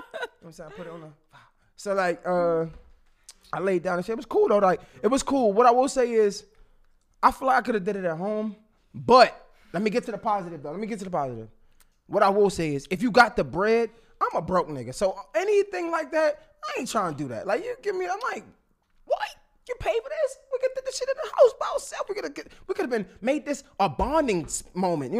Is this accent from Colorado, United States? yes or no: no; Baltimore, Maryland, United States; So I'm from Baltimore. If you from Baltimore, anything outside of Baltimore but not D.C. in between is PG County.